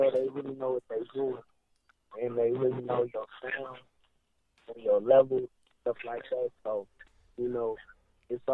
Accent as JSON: {"language": "English", "town": "Richmond", "region": "California", "country": "United States", "moved": "yes", "lives_now": "Ohio, United States", "said": "I'm from California. I'm from the Bay Area, Northern California. I was born in Richmond, and I moved to Ohio"}